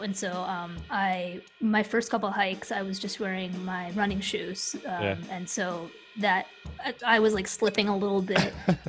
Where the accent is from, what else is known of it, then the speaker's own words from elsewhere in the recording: Midwest, United States; now in Knoxville, United States; I grew up in the Midwest, and so I did not grow up hiking.